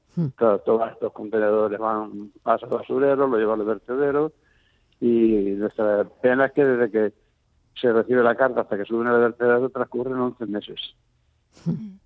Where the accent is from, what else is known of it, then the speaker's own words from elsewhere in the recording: Andalusia, Spain; now in Barcelona, Spain; estoy hablando con una persona en Barcelona, aunque somos andaluces